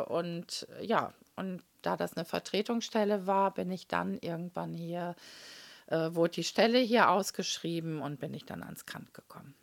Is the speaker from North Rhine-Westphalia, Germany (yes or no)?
yes; Münster, North Rhine-Westphalia, Germany; Ich bin ja hier in Münster geboren und war auf der Paul-Gerd-Realschule